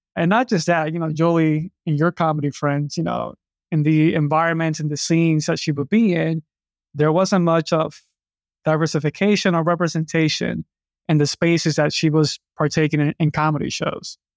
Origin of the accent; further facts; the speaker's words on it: New York City, New York, United States; I grew up in New York City